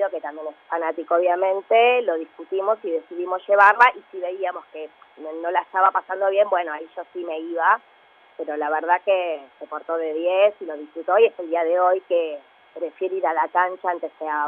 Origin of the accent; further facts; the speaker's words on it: Lanús, Buenos Aires Province, Argentina; De Lanús.